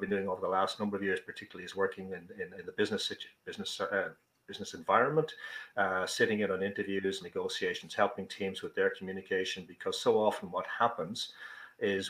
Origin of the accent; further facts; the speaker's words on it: Ireland; accent: Irish; also born or lived in Dublin; As you probably gather from the accent, I'm Irish. I'm living in Dublin, the capital city of Ireland